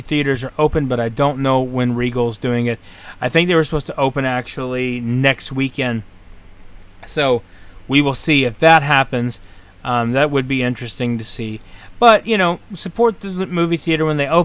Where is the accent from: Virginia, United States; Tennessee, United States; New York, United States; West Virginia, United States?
Tennessee, United States; now in Florida, United States; from my hometown in Tennessee